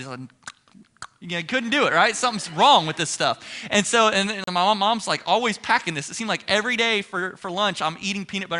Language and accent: English; Ohio, United States; moved away as an adult; now in Texas, United States; I'm from Ohio